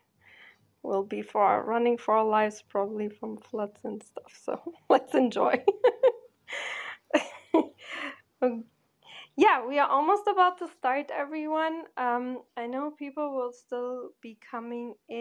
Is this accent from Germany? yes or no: yes; Germany; moved away as an adult; also born or lived in Porto, Portugal; now in New York, United States; I grew up in Porto and in Germany, like I'm from Portugal, but then I grew up in Germany most of the time